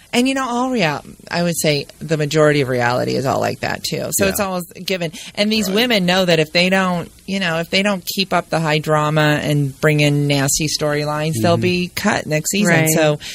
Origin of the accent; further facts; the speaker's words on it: Orange County, California, United States; also born or lived in Grand Rapids, Michigan; I grew up in Orange County, California.